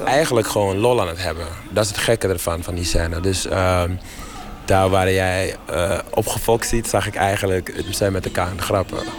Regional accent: Suriname; moved away; Ik ben in Suriname geboren

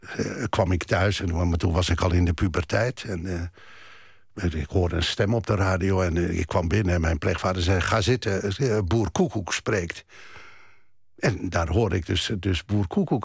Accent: Germany; ik ben geboren in Duitsland

